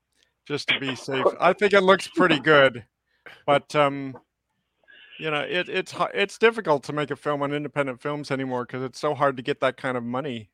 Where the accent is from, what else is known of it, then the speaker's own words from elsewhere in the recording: San Francisco, California, United States; I'm originally from San Francisco.